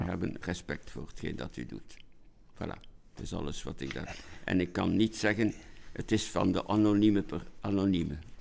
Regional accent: Ghent, Flanders, Belgium; ik ben een Gentenaar

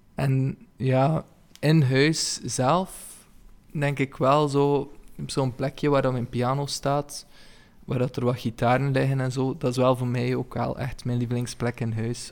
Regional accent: Ypres, Flanders, Belgium; now in Kortrijk, Belgium; ik ben geboren in Yper

